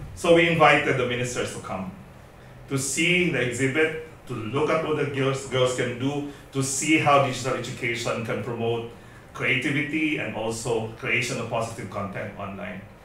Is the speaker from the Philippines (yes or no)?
yes; Philippines; moved away as an adult; also born or lived in Indonesia; I'm a Filipino, but for the last five years, up until recently, I've been based in Indonesia